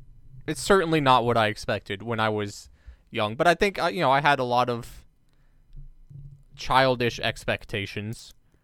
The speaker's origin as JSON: {"language": "English", "country": "United States", "tie": "born or raised there", "said": "I grew up American, too. Sorry. You go. I just had to get that in there because I'm American"}